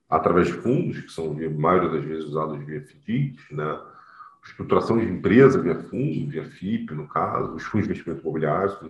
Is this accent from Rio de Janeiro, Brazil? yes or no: yes; Rio de Janeiro, Brazil; now in São Paulo, Brazil; eu sou do Rio